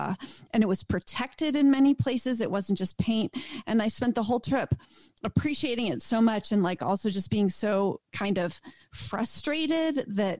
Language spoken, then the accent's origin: English; upstate New York, United States; I even grew up in upstate and I've spent a little bit of time in New York City